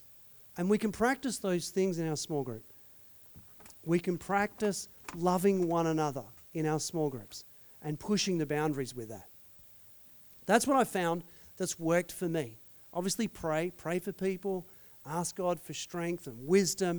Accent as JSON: {"language": "English", "country": "Australia", "said": "being an Aussie"}